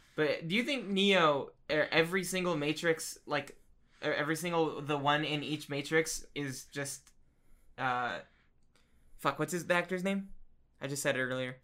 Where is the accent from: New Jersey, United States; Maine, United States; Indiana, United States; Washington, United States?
New Jersey, United States; Trenton; I'm from there